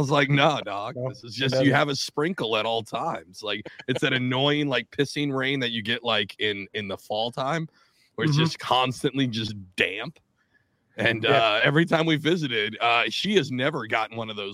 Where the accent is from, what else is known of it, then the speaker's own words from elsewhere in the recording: Tacoma, Washington, United States; I'm from Tacoma